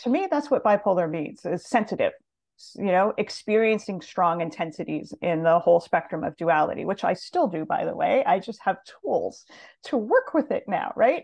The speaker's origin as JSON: {"language": "English", "region": "Montana", "country": "United States", "tie": "born or raised there", "also_born_or_lived": "Los Angeles", "moved": "yes", "said": "I grew up in Montana, kind of a small town girl"}